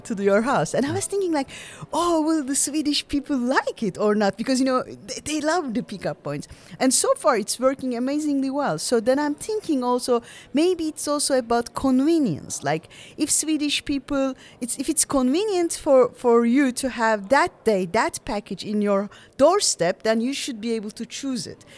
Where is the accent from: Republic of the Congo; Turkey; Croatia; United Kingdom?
Turkey; moved away; also born or lived in Vienna, Austria / Luxembourg; I studied in Vienna, came back to Turkey